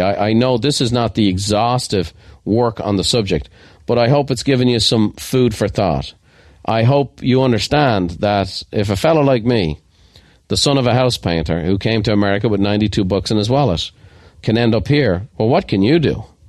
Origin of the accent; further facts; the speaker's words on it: Ireland; I am Irish